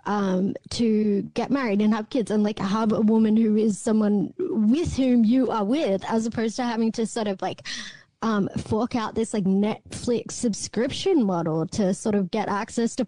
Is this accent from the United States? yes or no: no; Australia; as an Australian